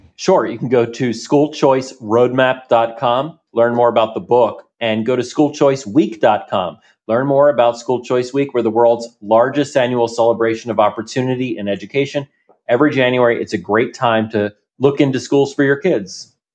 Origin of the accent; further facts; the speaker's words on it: New Jersey, United States; I grew up in New Jersey